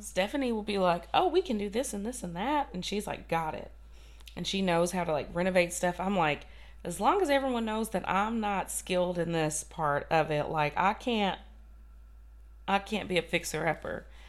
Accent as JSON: {"language": "English", "region": "Kentucky", "country": "United States", "said": "I'm from Kentucky and I can't say like Polly and Po, and Polly."}